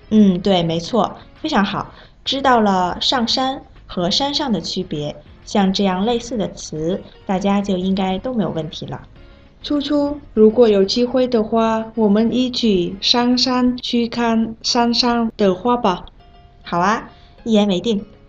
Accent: Vietnam; Chinese is a second language; moved away as an adult; now in China; 我是来自越南的

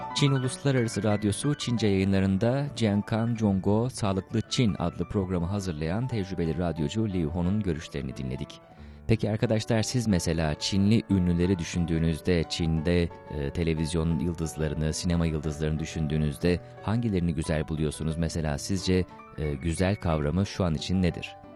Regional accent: Turkey; benim bir Türk olarak

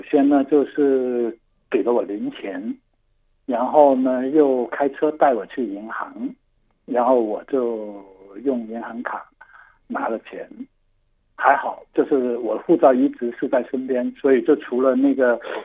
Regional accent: Guangdong, China; Chinese is a second language; 我是广东人，所以我就不太会说纯正的

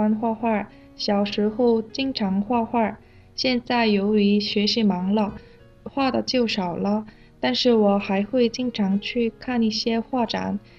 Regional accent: South Korea; Chinese is a second language; moved away

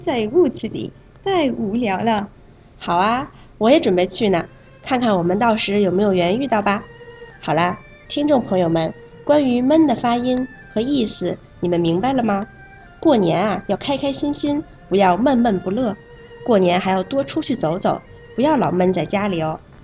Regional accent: Malaysia; Chinese is a second language; 我是来自马来西亚的

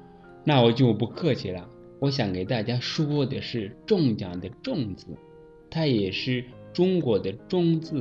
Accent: Rwanda; Chinese is a second language; now in China

